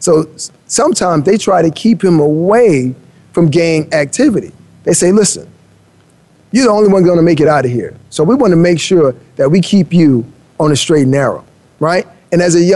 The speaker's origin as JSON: {"language": "English", "town": "Miami", "region": "Florida", "country": "United States", "tie": "born or raised there", "said": "I grew up in Miami, right? And I grew up in the rough part of Miami, and I've seen a lot"}